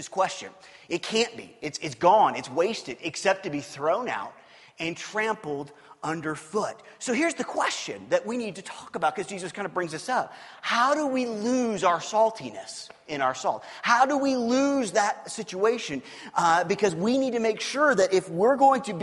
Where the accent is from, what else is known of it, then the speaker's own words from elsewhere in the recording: Kansas City, Missouri, United States; I grew up in Kansas City. I grew up on the Missouri side of Kansas City.